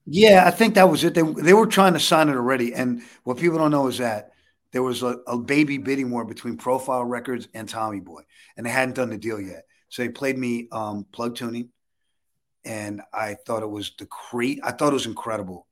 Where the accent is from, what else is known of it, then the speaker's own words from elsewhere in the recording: New York City, New York, United States; But I grew up in the Lower East Side